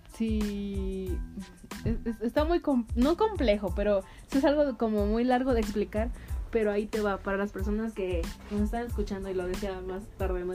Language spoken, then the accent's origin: Spanish; Veracruz, Mexico; moved away as an adult; now in Querétaro, Mexico; de donde soy, en Veracruz